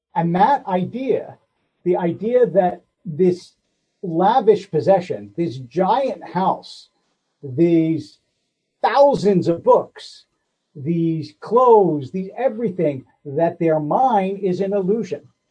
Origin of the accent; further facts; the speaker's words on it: Philadelphia, Pennsylvania, United States; I grew up in Philadelphia